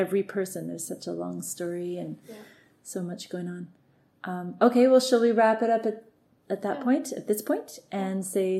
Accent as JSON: {"language": "English", "country": "Canada", "said": "I'm Canadian."}